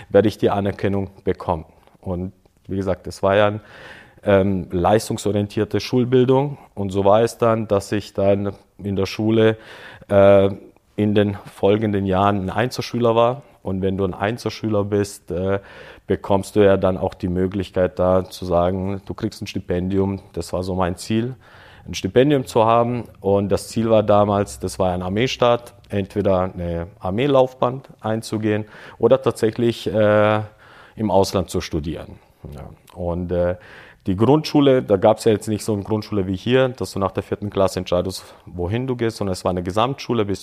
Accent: Böblingen, Baden-Württemberg, Germany; moved away; also born or lived in Croatia; Ich bin ja in Deutschland groß geworden oder, oder bis dahin aufgewachsen in Böblingen.

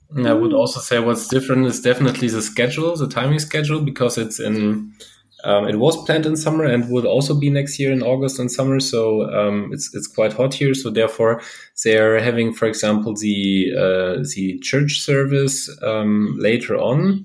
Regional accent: Lemgo, North Rhine-Westphalia, Germany; moved away; also born or lived in Stuttgart; my hometown, Lemgo

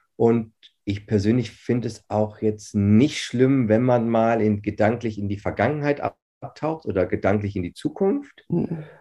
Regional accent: Herford, North Rhine-Westphalia, Germany; ich bin 40 Jahre, ich äh, bin gebürtiger Herforder, also mhm. Ostwestfalen-Lippe

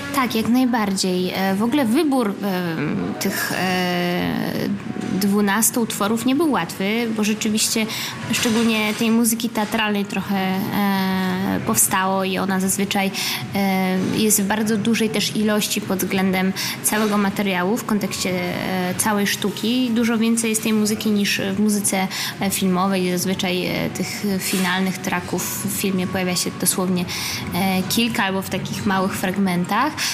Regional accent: Gdańsk, Pomeranian Voivodeship, Poland; moved away; also born or lived in Berlin, Germany / Warsaw, Poland; moim rodzinnym miastem Gdańsk, potem Warszawą

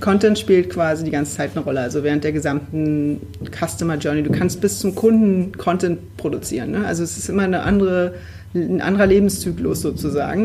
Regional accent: Berlin, Germany; Ich bin Berlinerin

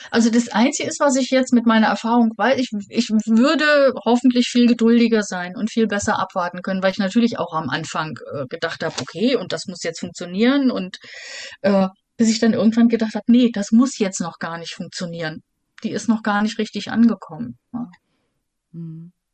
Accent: Germany; bezeichne ich mich selber auch lieber als Europäerin als als Deutsche

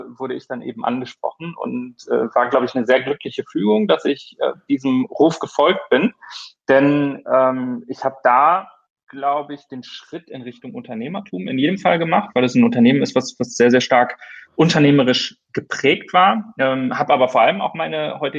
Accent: Rhineland, Germany; now in Hamburg, Germany; ähm, ursprünglich aufgewachsen im Rheinland, bin dann ähm, fürs Studium im Ausland gewesen

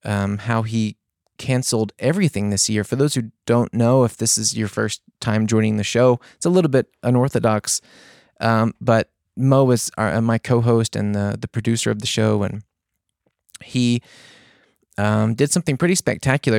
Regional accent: the South, United States; I'm from the South

